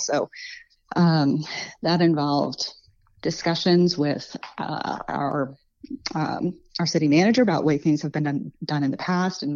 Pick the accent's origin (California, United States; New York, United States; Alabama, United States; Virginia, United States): Virginia, United States; Montgomery County; now in Radford, United States; I grew up in Montgomery County, right next door.